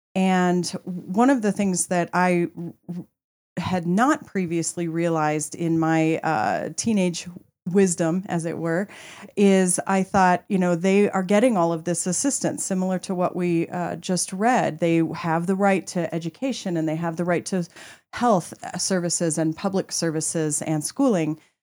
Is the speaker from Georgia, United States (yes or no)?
no; Colorado, United States; I am actually a Colorado native